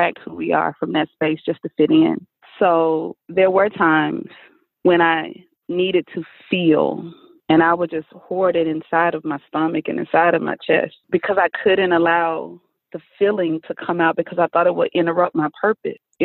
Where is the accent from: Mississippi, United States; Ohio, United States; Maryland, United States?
Mississippi, United States; I was raised in Mississippi